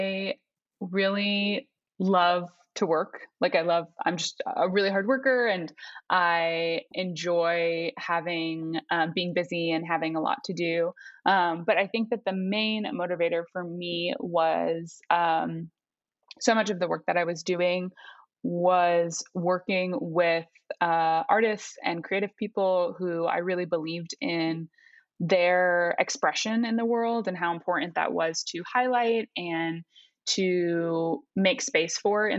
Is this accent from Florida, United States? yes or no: yes; Fort Lauderdale, Florida, United States; moved away as an adult; now in New York City, United States; I grew up in South Florida in Fort Lauderdale, and then moved to New York for school and have been here about 9 years in New York City